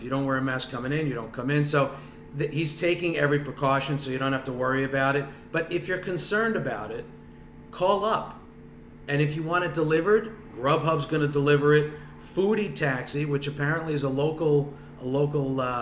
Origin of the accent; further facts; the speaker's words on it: New Jersey, United States; I'm from North Jersey, so I got to say Taylor ham, egg and cheese